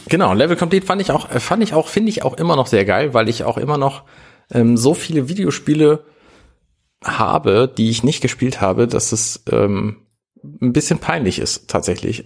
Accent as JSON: {"language": "German", "country": "Germany", "said": "als Deutscher"}